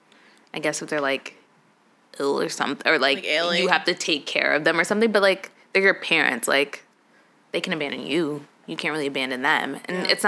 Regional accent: Chicago, Illinois, United States; I'm from Chicago

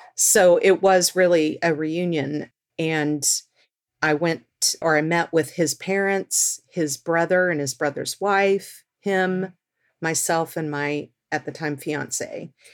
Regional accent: Texas, United States; now in Seattle, United States; I grew up in Texas

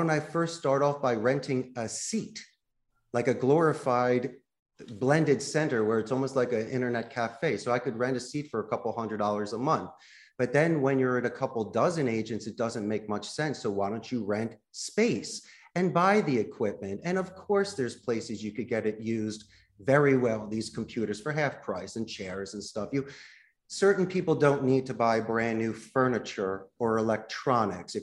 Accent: Philadelphia, Pennsylvania, United States; moved away; I'm from Philadelphia

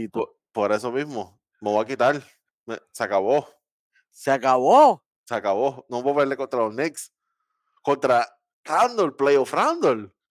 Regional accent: Dominican Republic; yo soy dominicano también, por si acaso.

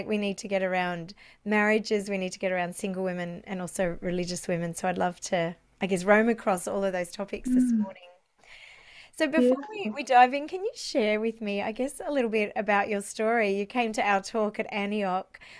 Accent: Canberra, Australian Capital Territory, Australia; Canberra, which is my hometown.

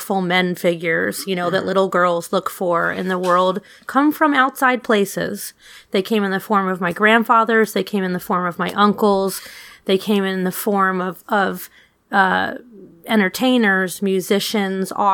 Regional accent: New York City, New York, United States; I grew up in New York City in a melting pot.

